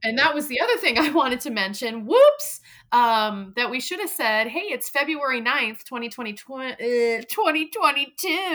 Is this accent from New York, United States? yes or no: no; Vermont, United States; moved away; my home state of Vermont